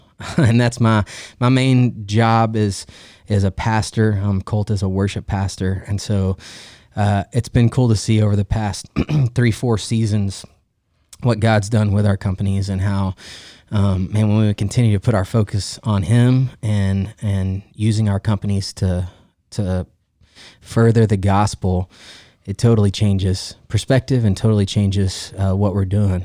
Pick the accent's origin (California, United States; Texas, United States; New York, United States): Texas, United States; Stephenville; I grew up in Stephenville, we're in Central Texas.